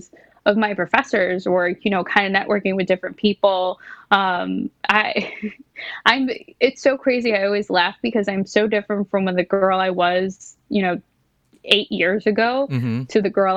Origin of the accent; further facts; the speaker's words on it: New York City, New York, United States; growing up in New York City